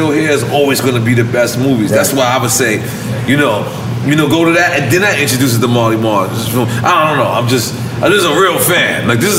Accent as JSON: {"language": "English", "town": "New York City", "region": "New York", "country": "United States", "also_born_or_lived": "Corona, Queens", "said": "I'm proud that I'm from Queens."}